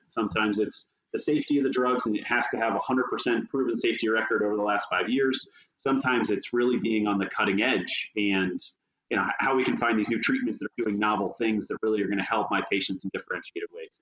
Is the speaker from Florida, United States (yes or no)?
yes; Tampa, Florida, United States; moved away as an adult; also born or lived in North Carolina; I grew up in Florida. I spent the majority of that time in Tampa.